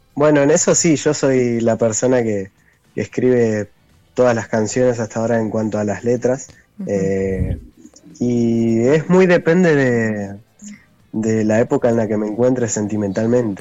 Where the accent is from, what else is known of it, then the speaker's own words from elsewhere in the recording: Cutral Có, Neuquén, Argentina; now in General Roca, Argentina; el bajista, el guitarrista líder y yo somos de Cutralco